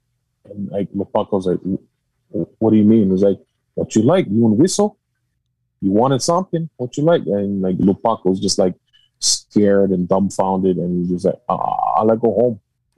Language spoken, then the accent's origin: English; Hawaii, United States; growing up in Hawaii.